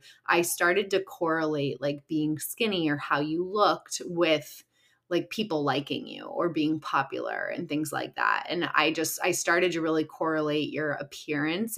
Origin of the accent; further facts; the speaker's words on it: Chicago, Illinois, United States; moved away as an adult; now in Los Angeles, United States; I live in LA and I'm originally from Chicago. So Midwest girl